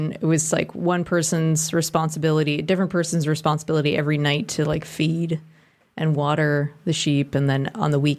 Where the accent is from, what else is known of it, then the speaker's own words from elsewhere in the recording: Walpole, Massachusetts, United States; We lived in the suburbs of Boston. Uh-huh. I'm from New England, Massachusetts